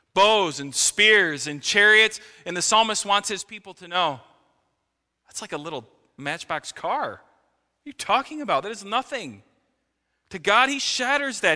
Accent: United States

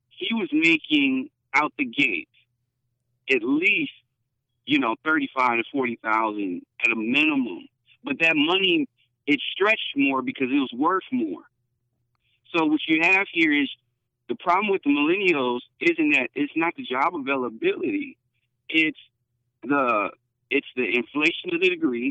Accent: Detroit, Michigan, United States; moved away as an adult; now in Houston, United States; I'm not from Texas originally. Grew up in Detroit, Michigan originally

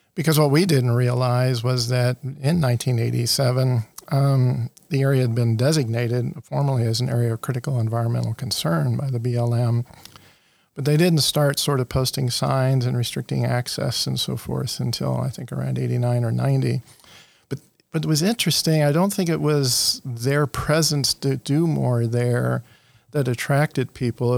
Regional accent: Ohio, United States; moved away as an adult; also born or lived in Corvallis, Oregon; now in New Mexico, United States; growing up in Ohio

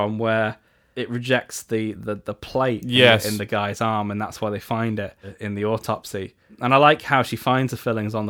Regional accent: England, United Kingdom; Well, I'm English.

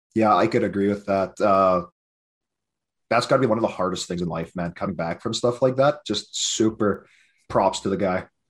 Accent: Lac La Biche, Alberta, Canada; I was born and raised in Lac La Biche

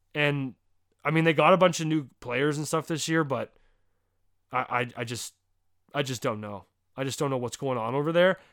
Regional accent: Canada; as a Canadian in the hockey community

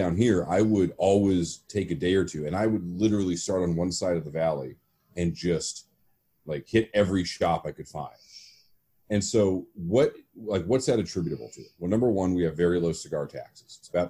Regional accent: Seattle, Washington, United States; moved away as an adult; also born or lived in San Francisco; now in Phoenix, United States; I've only lived here for 11 years. So I moved down here in November 2009. I grew up in Seattle, and short of college in San Francisco, Seattle's basically my home until moving here.

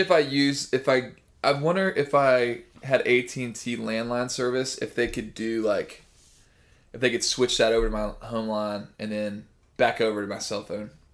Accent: Liberty, Missouri, United States; Liberty, Missouri, which is where I'm really from

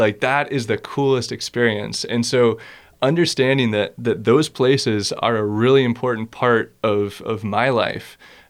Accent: East Coast, United States; So yeah, going back to, growing up on the East Coast, there's sort of this history of conservation of, you know, Walden Pond being this special place.

